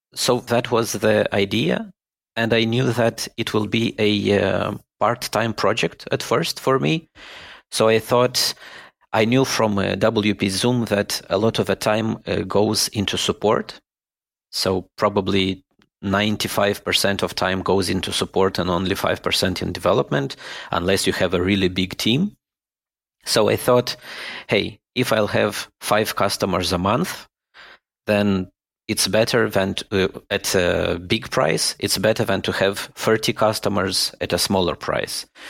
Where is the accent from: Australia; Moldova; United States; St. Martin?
Moldova; moved away as an adult; now in Germany; I was born in Moldova and I lived all my life in Moldova.